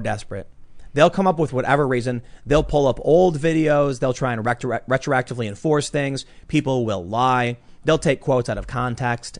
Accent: United States; we as American citizens

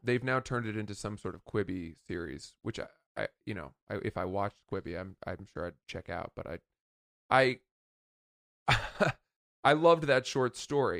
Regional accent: Maine, United States; a buddy of mine that I grew up in Maine

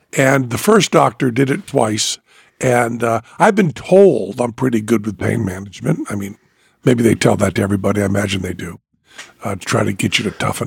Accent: Western Massachusetts, United States; now in Las Vegas, United States; I was from Western Massachusetts.

